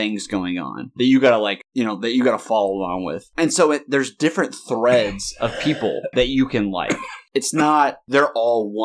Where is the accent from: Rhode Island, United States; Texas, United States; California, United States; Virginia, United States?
Virginia, United States; I'm from Virginia